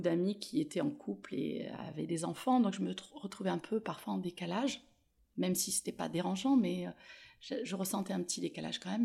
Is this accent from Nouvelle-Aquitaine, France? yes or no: no; Toulon, Provence-Alpes-Côte d'Azur, France; moved away; also born or lived in Paris / Marseille; mon retour à Toulon, puisque je suis née ici